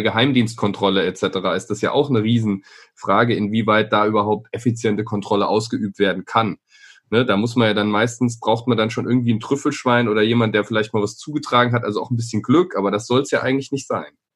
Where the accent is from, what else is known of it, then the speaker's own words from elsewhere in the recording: Nuremberg, Bavaria, Germany; Wir sind beide in Nürnberg geboren